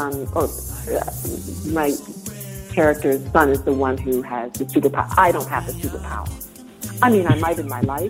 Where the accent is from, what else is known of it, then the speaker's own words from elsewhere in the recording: Toronto, Ontario, Canada; moved away; I'm from Toronto originally